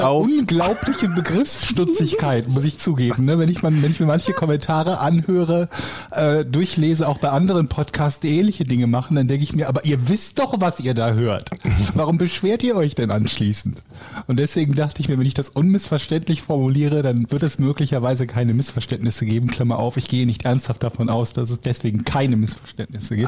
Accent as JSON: {"language": "German", "town": "Willich", "region": "North Rhine-Westphalia", "country": "Germany", "tie": "born or raised there", "also_born_or_lived": "Düsseldorf", "said": "die Gegend, wo ich groß geworden bin, Willig, ähm, hatte früher das mhm. Stadt, also das Kreiskennzeichen Kempen-Krefeld"}